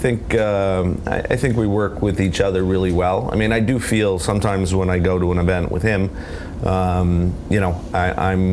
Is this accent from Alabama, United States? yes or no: no; New Jersey, United States; I grew up in New Jersey